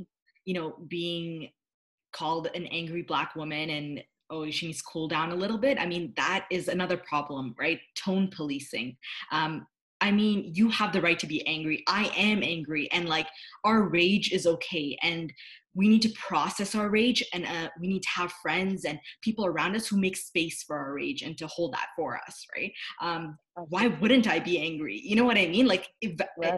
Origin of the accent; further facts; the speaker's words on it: Canada; I'm from Canada.